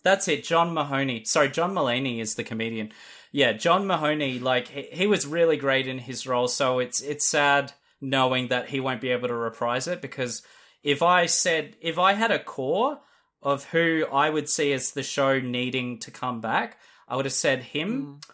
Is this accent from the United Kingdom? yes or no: no; Australia